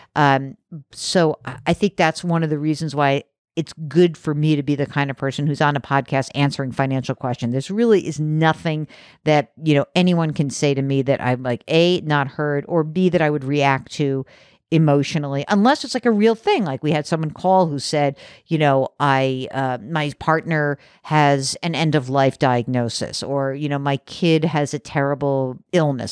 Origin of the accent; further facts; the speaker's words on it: New York City area suburbs, United States; so I grew up in New York City area, like the, uh, the burbs of New York